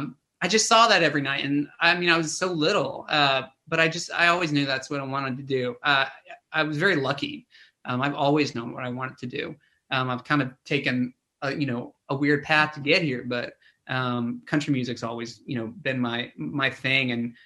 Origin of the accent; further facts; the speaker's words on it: Tennessee, United States; Well, I mean, like I said, I grew up in Tennessee